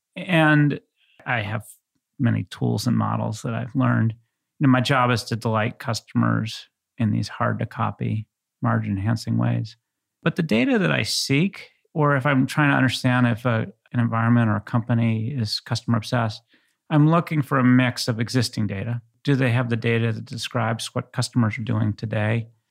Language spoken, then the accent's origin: English; New England, United States; moved away as an adult; also born or lived in Bay Area; I grew up in New England